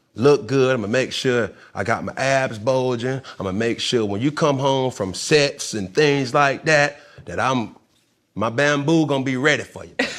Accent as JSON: {"language": "English", "town": "College Park", "region": "Georgia", "country": "United States", "said": "I'm just from Cali Park"}